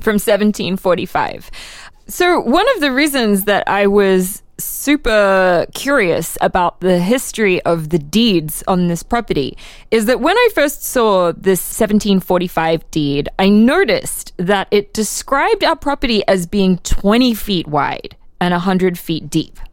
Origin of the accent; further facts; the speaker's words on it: Brisbane, Queensland, Australia; now in Philadelphia, United States; my hometown of Brisbane, Australia